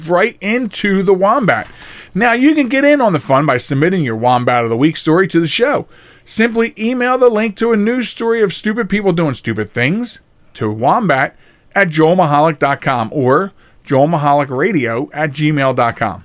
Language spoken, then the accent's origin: English; Chester, Pennsylvania, United States; when I grew up in Chester